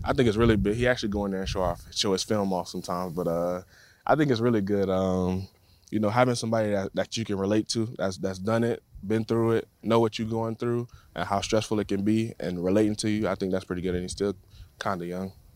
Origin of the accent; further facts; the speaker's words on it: Tampa, Florida, United States; moved away; born and raised in Tampa